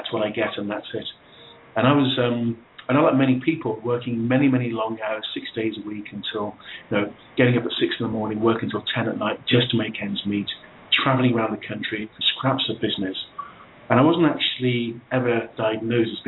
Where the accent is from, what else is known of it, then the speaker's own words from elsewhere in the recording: England, United Kingdom; I was born in England